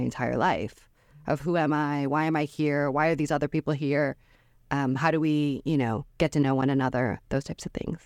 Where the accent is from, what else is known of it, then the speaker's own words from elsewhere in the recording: Detroit, Michigan, United States; moved away as an adult; I'd grown up in Metro Detroit as a Korean adopted person.